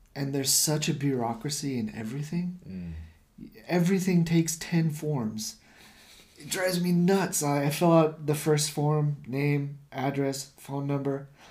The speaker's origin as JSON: {"language": "English", "country": "United States", "moved": "as an adult", "lives_now": "Japan", "said": "I'm American"}